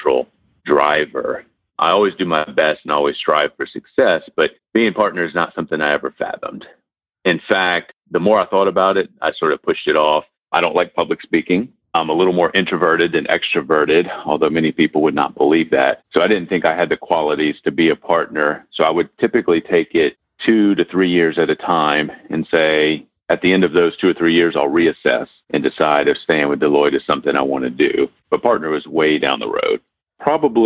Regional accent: New Orleans, Louisiana, United States; also born or lived in South Texas; I was born in South Texas, so technically I'm a Texan, but I was adopted at birth, and we moved as a family when I was a baby to New Orleans. So New Orleans is what I claim at home

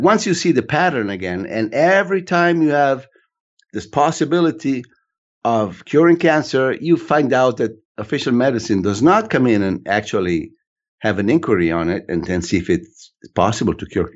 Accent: Italy; also born or lived in United States; When it's convenient, I'm Italian.

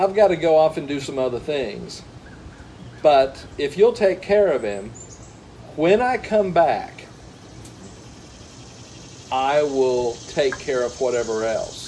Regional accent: Ohio, United States; I grew up around Ohio

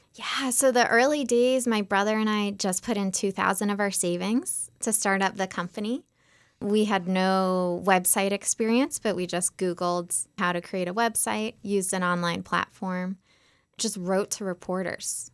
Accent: just outside of Boston, Massachusetts, United States; I grew up just outside of Boston

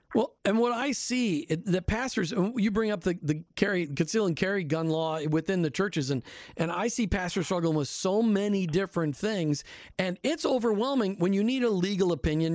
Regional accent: Minneapolis, Minnesota, United States; I grew up in the Free Church in Minneapolis

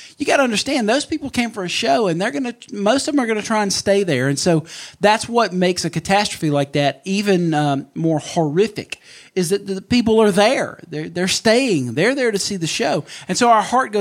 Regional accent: Mississippi, United States; about 45 minutes from my hometown at the Neshoba County Fair

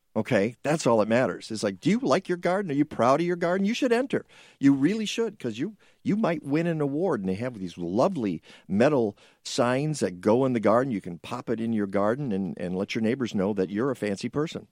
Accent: Detroit, Michigan, United States; I grew up in Detroit

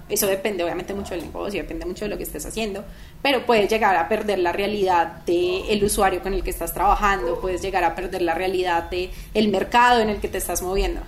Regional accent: Manizales, Caldas, Colombia; moved away as an adult; also born or lived in Bogotá; yo nací en Bogotá. Ah, nací en Bogotá y a los, cuando tenía como tres meses, me venía a ir a Manizales

